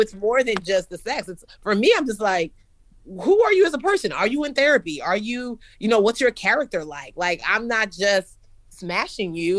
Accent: Nigeria; moved away; also born or lived in United States; I'm Nigerian

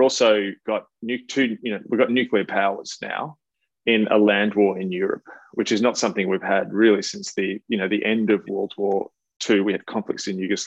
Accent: Australia; as an Australian

